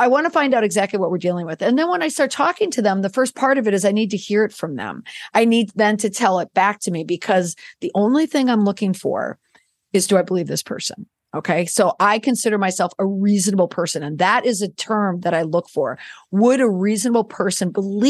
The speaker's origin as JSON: {"language": "English", "town": "Minneapolis", "region": "Minnesota", "country": "United States", "tie": "born or raised there", "said": "I'm from the Midwest. I grew up in the Twin Cities"}